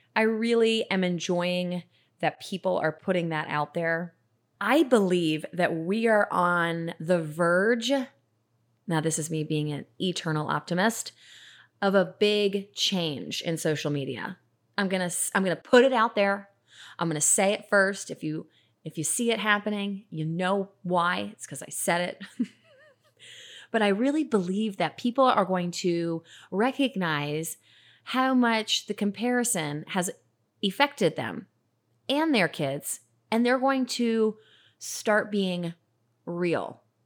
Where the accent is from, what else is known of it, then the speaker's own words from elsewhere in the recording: Atlanta, Georgia, United States; I grew up in Atlanta